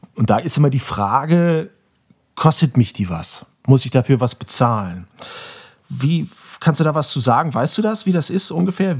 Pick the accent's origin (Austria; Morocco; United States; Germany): Germany; Bremen; Ich bin in dieser Stadt geboren und ich mag Werder Bremen